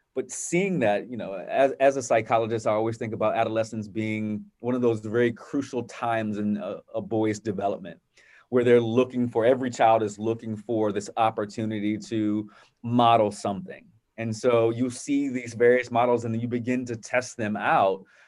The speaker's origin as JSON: {"language": "English", "town": "Virginia Beach", "region": "Virginia", "country": "United States", "tie": "born or raised there", "said": "growing up in a, a, a wonderful environment, uh, in Virginia Beach with my family"}